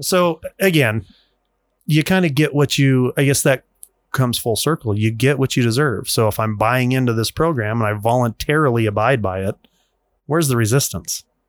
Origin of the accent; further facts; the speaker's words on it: United States; We're, we're in America. As, as an American, we have a constitution.